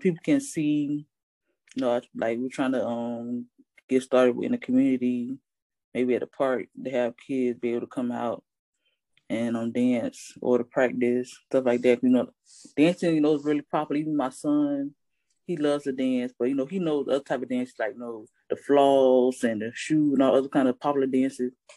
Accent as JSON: {"language": "English", "town": "Hollywood", "region": "Florida", "country": "United States", "tie": "born or raised there", "said": "I was born and raised in Hollywood, Florida"}